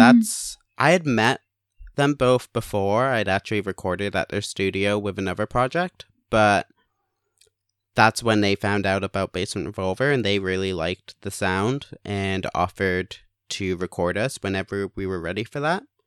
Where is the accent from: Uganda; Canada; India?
Canada; also born or lived in England; now in Hamilton, Canada; moved to Canada. I was born in England.